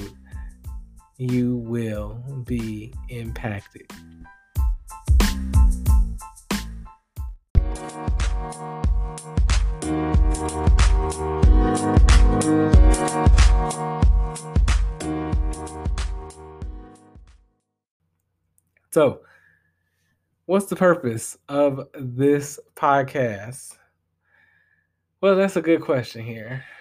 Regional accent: Chicago Heights, Illinois, United States; moved away as an adult; also born or lived in Bloomington, Indiana; I hail from the Chicagoland area, but I'm going to be real with y'all. I rep the 60411 Chicago Heights

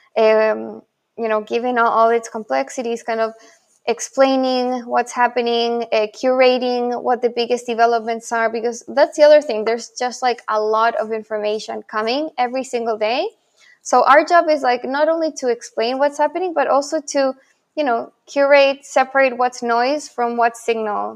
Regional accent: Santiago, Santiago Metropolitan Region, Chile; first language Spanish; English is a second language; also born or lived in Buenos Aires, Argentina; now in New York, United States; I'm also originally from Santiago, Chile.

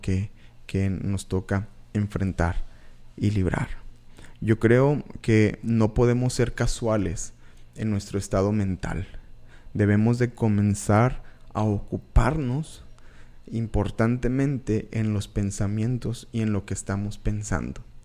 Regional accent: Reynosa, Tamaulipas, Mexico; also born or lived in Monterrey, Nuevo León / Valle Hermoso, Tamaulipas; Yo soy eh, originario de Tamaulipas. Nací en Monterrey, soy orgullosamente nacido en Monterrey, pero la verdad, la mayor parte de, mi vida yo, yo la viví en, en frontera, en... Eh, en Vallehermoso, Tamaulipas, en Reynosa, Tamaulipas

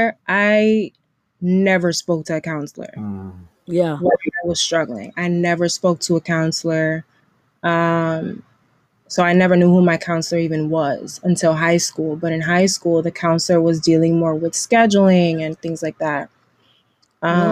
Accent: New York City, New York, United States; growing up in New York City and me just growing up in the, you know, in the public school system

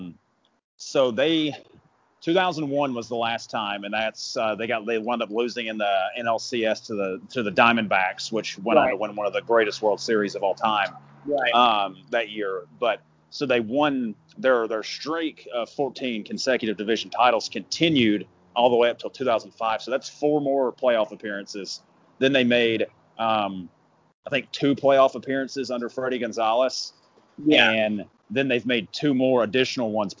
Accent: Georgia, United States; I grew up in Georgia

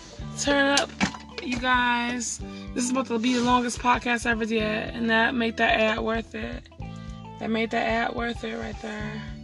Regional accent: Detroit, Michigan, United States; I'm from Detroit, and I got an accent.

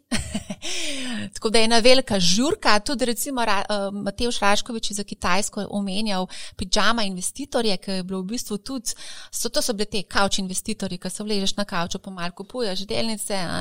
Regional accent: Slovenia

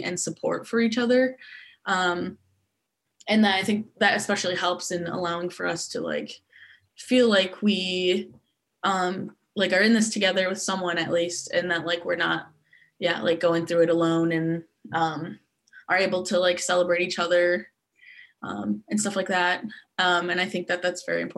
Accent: Grand Haven, Michigan, United States; also born or lived in Arizona; we moved to Grand Haven when I was younger, and throughout my whole like K through 12 experience

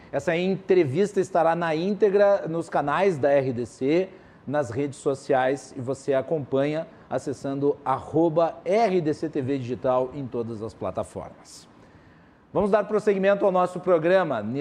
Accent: Farroupilha, Rio Grande do Sul, Brazil; Prefeito da minha cidade natal, Fabiano Feltrin

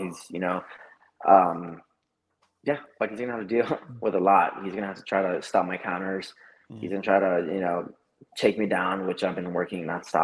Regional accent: El Paso, Texas, United States; now in Dallas, United States; I visit El Paso, Texas, my hometown.

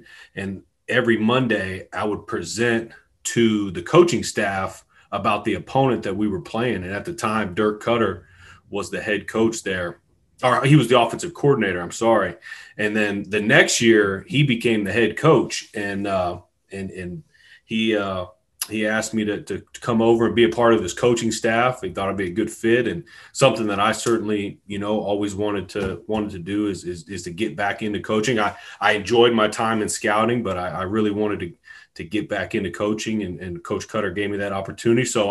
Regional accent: Tampa, Florida, United States; moved away as an adult; also born or lived in West Virginia / Hampton, Virginia; now in Baton Rouge, United States; I'm born and raised in Tampa, Florida

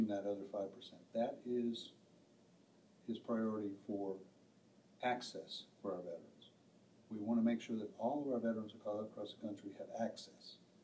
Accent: Mississippi, United States; I'm from Mississippi, and I'm a rural veteran

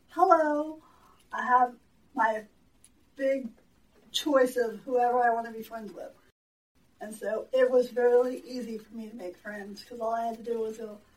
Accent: Katy, Texas, United States; born or raised there

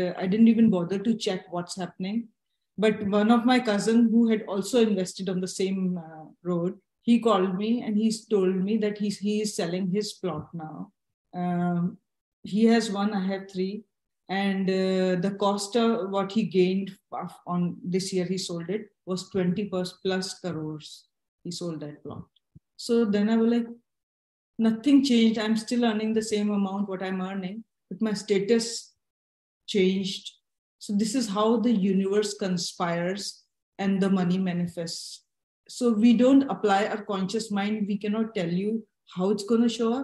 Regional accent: India; our ancestral property in my hometown in India

